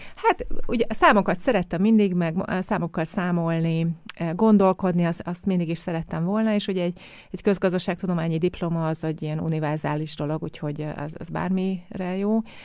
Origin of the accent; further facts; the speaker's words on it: Hungary; moved away as an adult; also born or lived in Vienna, Austria; én is Magyarországon a átlagos magyar körülmények között nőttem fel